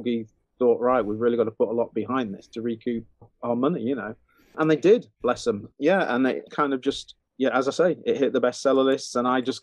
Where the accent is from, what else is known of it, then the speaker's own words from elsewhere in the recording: Huddersfield, Yorkshire and the Humber, United Kingdom; we lived on a cul-de-sac, on a kind of a new build cul-de-sac when I was growing up in Huddersfield.